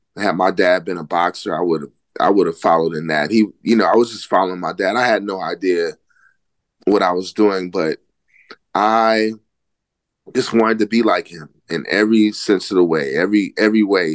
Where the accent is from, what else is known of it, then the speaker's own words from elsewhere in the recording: Oakland, California, United States; I grew up in Oakland, California